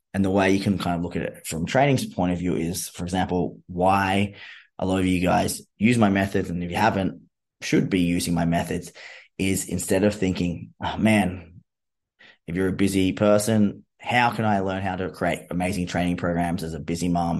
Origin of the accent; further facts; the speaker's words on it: Australia; being Australian